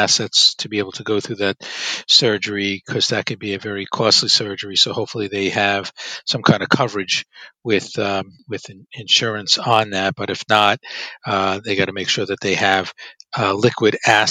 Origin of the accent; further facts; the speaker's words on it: Brooklyn, New York, United States; also born or lived in Long Island; I was born in Brooklyn and raised in Brooklyn, and then eventually my parents made their way to Long Island.